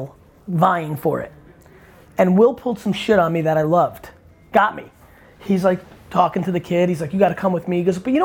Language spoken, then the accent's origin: English; Edison, New Jersey, United States; I grew up in New Jersey